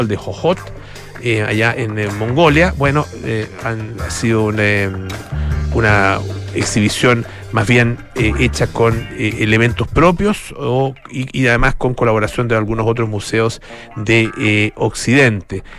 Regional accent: Chile; como americanos, menos como chilenos

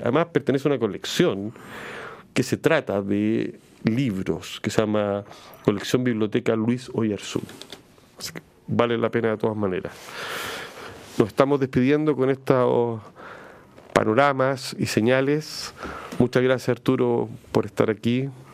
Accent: Chile; nosotros como chilenos

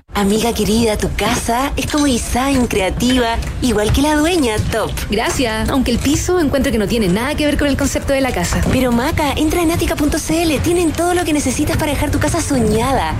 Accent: Chile; vamos a seguir siendo chilenos y vamos a habitar esta patria común

